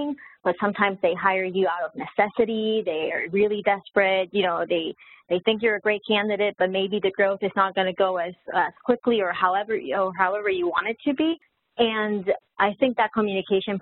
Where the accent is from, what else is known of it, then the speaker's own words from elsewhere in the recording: Puerto Rico; moved away as an adult; also born or lived in Texas, United States; now in Florida, United States; Originally from Puerto Rico, I was born in the United, you know, in the mainland in Texas, but I lived most of my life in Puerto Rico